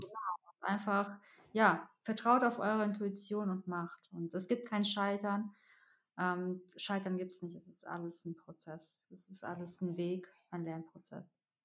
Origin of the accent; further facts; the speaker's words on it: Russia; now in Germany; ich komme ja aus Russland